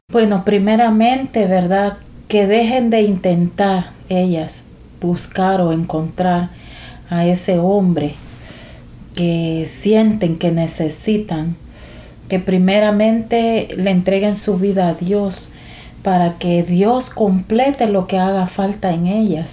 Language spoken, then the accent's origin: Spanish; El Salvador; moved away as an adult; now in San Pedro Sula, Honduras; soy originaria de El Salvador, pero desde hace 16 años vivo acá en San Pedro Sula, Honduras